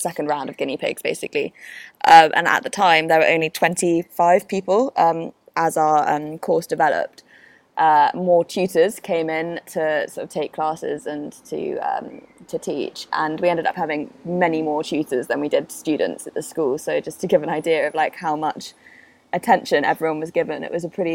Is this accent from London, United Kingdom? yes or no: yes; London, United Kingdom; also born or lived in Spain; Born and raised in London pretty much all my life, apart from a weird 3 years where we lived in Spain